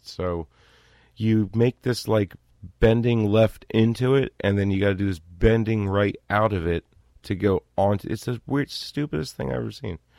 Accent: East Coast, United States; I'm from the East Coast, and I can talk pretty goddamn fast.

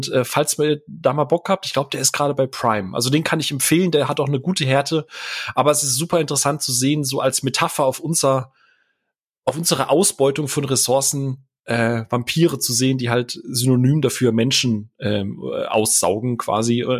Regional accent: Karlsruhe, Baden-Württemberg, Germany; ich bin ja gebürtiger Karlsruher

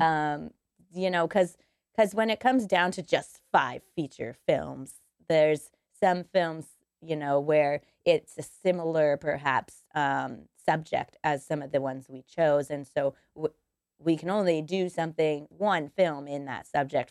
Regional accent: Denver, Colorado, United States; moved away; I'm from Denver, Colorado, so I would like to go back to Colorado

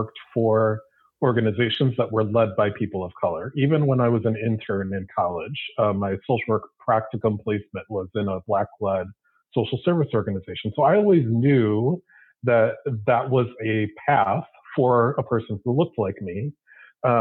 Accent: Milwaukee, Wisconsin, United States; I grew up in Milwaukee, Wisconsin

